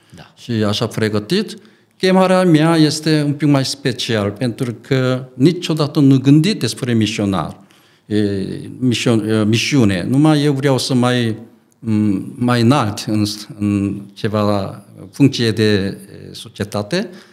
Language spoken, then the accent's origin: Romanian; South Korea; Romanian is a second language; moved away as an adult; also born or lived in England / Arad, Romania